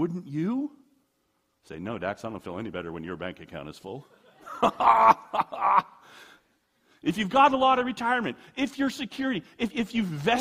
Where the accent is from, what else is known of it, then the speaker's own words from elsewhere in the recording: United States; I'm an American